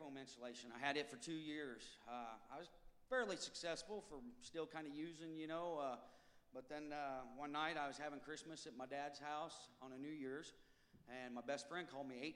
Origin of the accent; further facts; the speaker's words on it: Ottumwa, Iowa, United States; also born or lived in Colorado; I'm from Tumwa, Iowa.